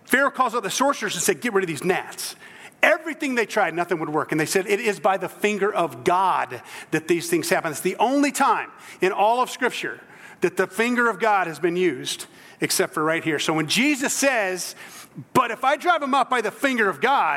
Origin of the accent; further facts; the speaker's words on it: South Central Georgia, United States; moved away; I'm from South Central Georgia originally, below the gnat line